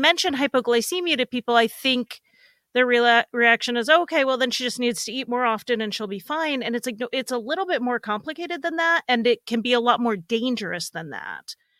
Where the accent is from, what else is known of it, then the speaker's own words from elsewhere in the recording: Northeast, United States; I grew up in the Northeast